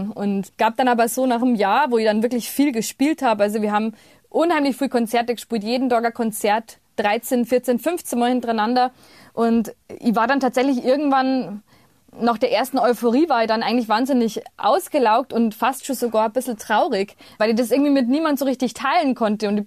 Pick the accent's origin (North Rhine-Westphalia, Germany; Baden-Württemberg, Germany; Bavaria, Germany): Bavaria, Germany; accent: Bavarian; first language Bavarian; auf Bayerisch, da war ich so 15 oder 16, dass das total erfüllend für mich ist. Einfach weil ich in meiner Muttersprache mir am besten ausdrücken kann und immer schon konnte.